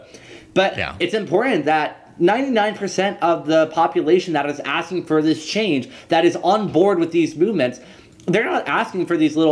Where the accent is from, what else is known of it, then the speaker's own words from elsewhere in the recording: Louisiana, United States; I'm from Louisiana.